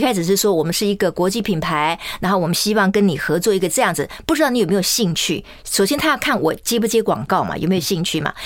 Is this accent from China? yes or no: no; Kaohsiung, Taiwan; also born or lived in Tainan; 我是我们家唯一在高雄出生的小孩啊